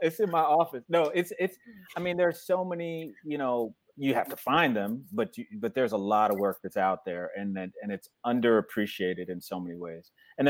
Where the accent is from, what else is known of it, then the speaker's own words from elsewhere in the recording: New Jersey, United States; growing up in New Jersey, having Jamaican parents.